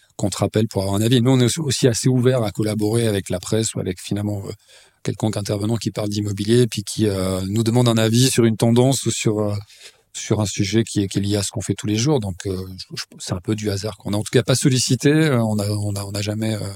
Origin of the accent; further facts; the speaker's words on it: Lausanne, Vaud, Switzerland; also born or lived in Épalinges; je suis né à Lausanne, j'ai grandi dans cette ville, une ville que je connais très bien